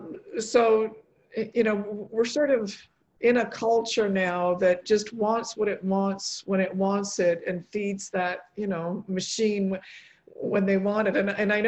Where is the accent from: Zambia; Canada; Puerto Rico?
Canada; also born or lived in Poland; my parents were both born in Poland. I was born in Poland, but then coming, you know, to Canada as a three-year-old, I was raised here.